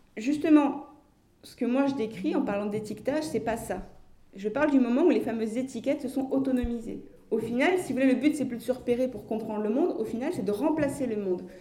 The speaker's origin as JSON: {"language": "French", "country": "France", "said": "Je suis française"}